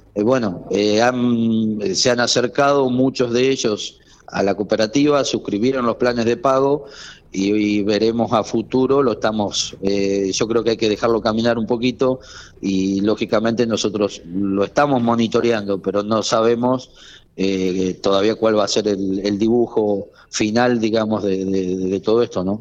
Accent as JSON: {"language": "Spanish", "town": "General Pico", "region": "La Pampa", "country": "Argentina", "said": "somos vecinos de Pico"}